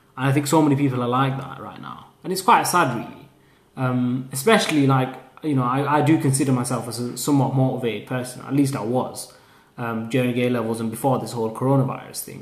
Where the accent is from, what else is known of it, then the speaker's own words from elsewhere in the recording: Haslingden, North West England, United Kingdom; I'm from Haslingden